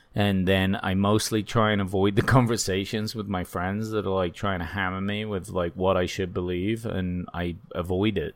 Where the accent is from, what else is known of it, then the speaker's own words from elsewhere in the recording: United Kingdom; moved away; I'm a British person